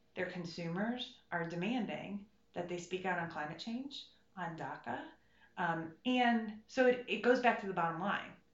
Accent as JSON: {"language": "English", "region": "Ohio", "country": "United States", "moved": "as an adult", "lives_now": "Washington, United States", "said": "I come from a place of real America. I come from Ohio."}